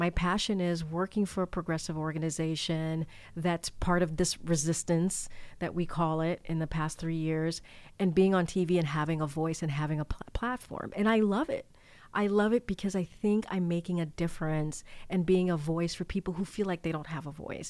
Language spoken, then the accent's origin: English; Martinique; born there